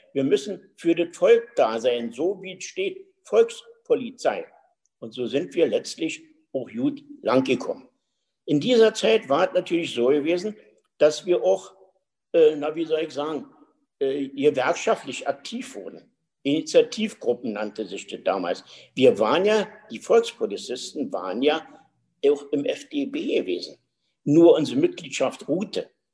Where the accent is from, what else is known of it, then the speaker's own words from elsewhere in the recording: Berlin, Germany; bin in Berlin geboren, und äh, so spreche ich ja auch noch und das will ich auch pflegen weiterhin